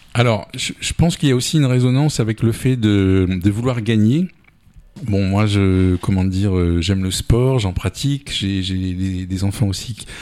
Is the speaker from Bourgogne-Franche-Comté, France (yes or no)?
no; Paris region, Île-de-France, France; moved away as an adult; also born or lived in Amiens; now in Touraine, France; je suis né en 1960 et à partir de 1966, j'ai immigré donc en, région parisienne.